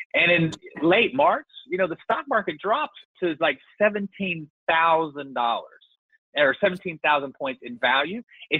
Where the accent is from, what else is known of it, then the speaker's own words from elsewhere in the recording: Austin, Texas, United States; I grew up in Austin